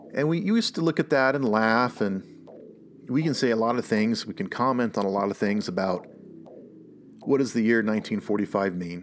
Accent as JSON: {"language": "English", "region": "the South", "country": "United States", "tie": "born or raised there", "said": "I am from the South, and I grew up with a lot of people who were just convinced that the reason why things were so bad in the South"}